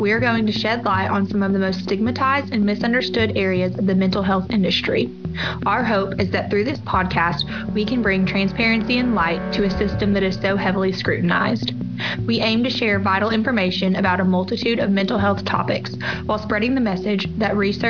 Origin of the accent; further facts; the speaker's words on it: Arkansas, United States; The Arkansas chapter of AFSP is near and dear to my heart as it serves my home state.